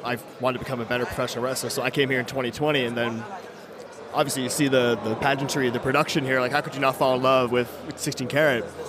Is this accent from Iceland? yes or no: no; Toronto, Ontario, Canada; I'm from Toronto in Canada